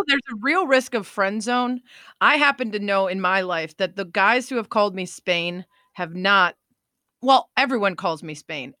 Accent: Chicago, Illinois, United States; my hometown of Chicago

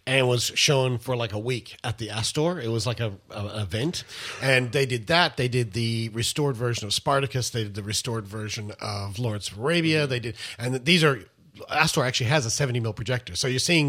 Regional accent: Melbourne, Victoria, Australia; now in Sydney, Australia; I grew up in Melbourne

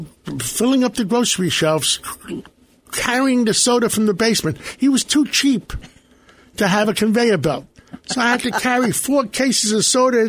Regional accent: New York City, New York, United States; also born or lived in Tennessee; I grew up in Harlem on 135th Street, right off Amsterdam Avenue.

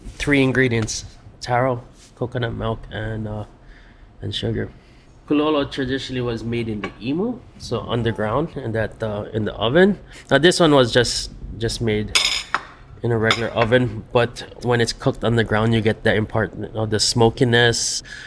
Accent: Hawaii, United States; born or raised there

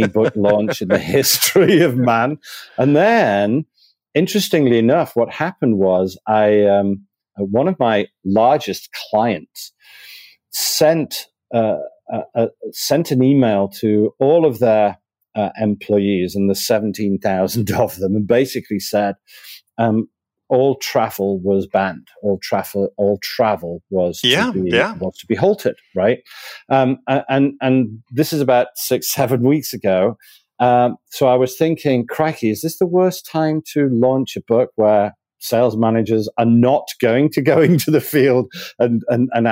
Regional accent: Manchester, North West England, United Kingdom; moved away as an adult; also born or lived in Spain; now in Miami, United States; Originally from Manchester, so lived most of my life there. I lived as a very young child in Spain

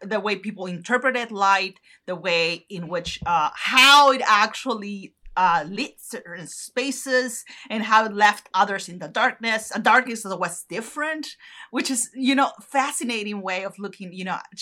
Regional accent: northern Mexico, Mexico; moved away; in the north, close to my hometown

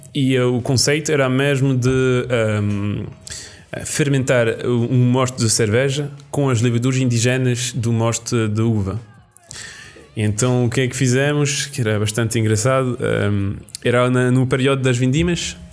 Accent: Roquefort region, Occitania, France; roquefort é da minha região, é da minha terra

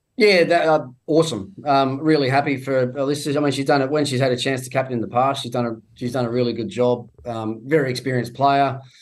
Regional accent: Tasmania, Australia; moved away; even in my home state, I go down to Tassie

